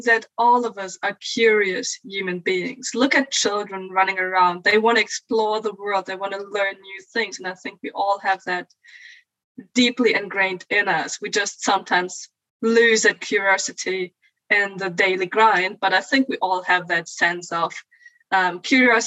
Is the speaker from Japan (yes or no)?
no; Bielefeld, North Rhine-Westphalia, Germany; I'm originally from Germany, from a town called Bielefeld